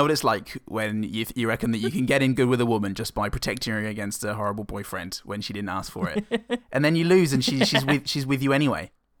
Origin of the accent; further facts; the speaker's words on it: England, United Kingdom; now in Australia; We are English.